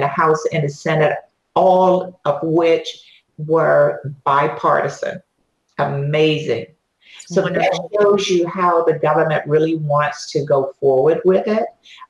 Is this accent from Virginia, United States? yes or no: yes; Newport News, Virginia, United States; also born or lived in Wintergreen, Virginia; I'm a native Virginian.